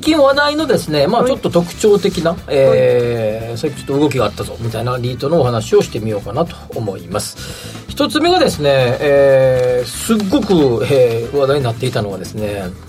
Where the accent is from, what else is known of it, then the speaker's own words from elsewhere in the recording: Kansai, Japan; 僕らみたいな関西出身